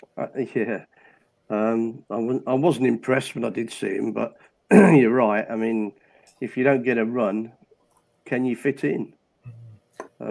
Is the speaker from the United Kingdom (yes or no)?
yes; Midlands, United Kingdom; we're very precious in the Midlands. See, yeah. I'm not from Birmingham.